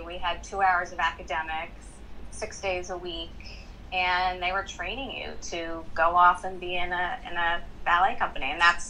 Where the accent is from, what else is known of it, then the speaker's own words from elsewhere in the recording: Miami, Florida, United States; also born or lived in Boca Raton, Florida; I was born and raised in Miami, Florida.